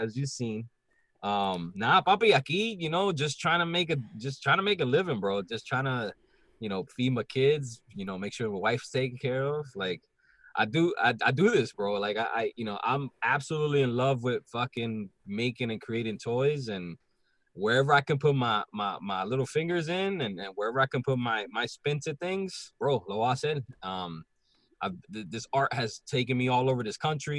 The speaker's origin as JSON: {"language": "English", "country": "Puerto Rico", "moved": "yes", "lives_now": "Philadelphia, United States", "said": "I'm from Puerto Rico"}